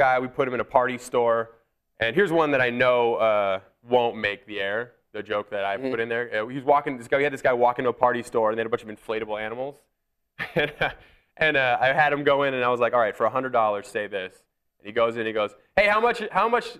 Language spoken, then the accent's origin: English; Washington, United States; I played quarterback in high school, but I played at a hippie high school in Washington